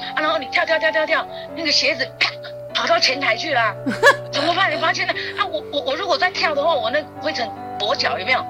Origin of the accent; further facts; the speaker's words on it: Taiwan; moved away as an adult; also born or lived in Japan; 我就是台湾人